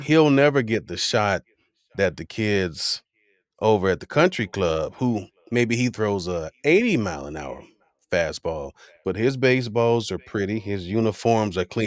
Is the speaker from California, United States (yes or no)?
no; Miami, Florida, United States; growing up in Miami